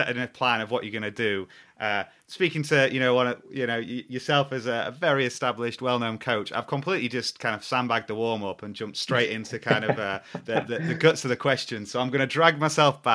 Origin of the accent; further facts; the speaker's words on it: Sheffield, Yorkshire and the Humber, United Kingdom; I grew up in Sheffield